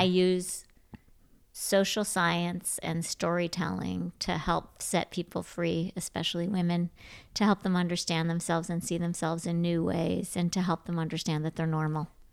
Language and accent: English; Grand Rapids, Michigan, United States; also born or lived in Ann Arbor, Michigan; So I grew up in Grand Rapids, Michi-, I was born in Ann Arbor, Michigan